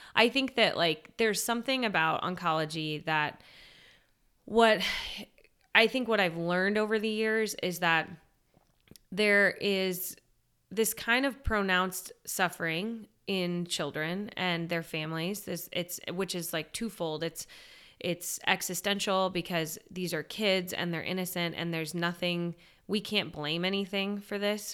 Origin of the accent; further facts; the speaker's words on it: San Diego, California, United States; moved away as an adult; also born or lived in Steubenville, Ohio / Washington, D.C.; I grew up in San Diego